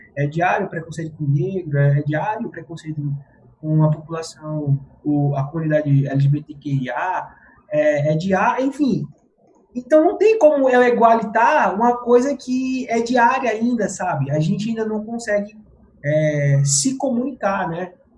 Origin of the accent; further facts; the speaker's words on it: Pernambuco, Brazil; now in São Paulo, Brazil; eu sou pernambucano, Paraíba não